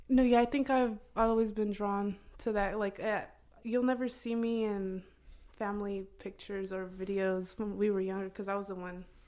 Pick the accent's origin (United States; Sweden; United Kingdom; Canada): United States; Oklahoma; also born or lived in Durango, Mexico; I moved to Oklahoma, um, maybe I was one year, nine months around that time